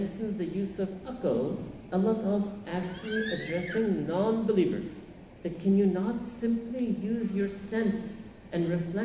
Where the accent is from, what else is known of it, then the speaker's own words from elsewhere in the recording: New York City, New York, United States; I grew up in Manhattan